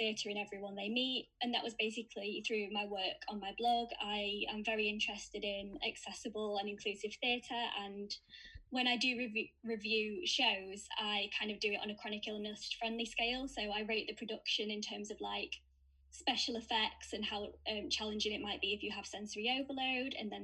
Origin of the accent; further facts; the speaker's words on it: Sheffield, Yorkshire and the Humber, United Kingdom; now in York, United Kingdom; I'm originally from Sheffield, now living in York. I moved here for university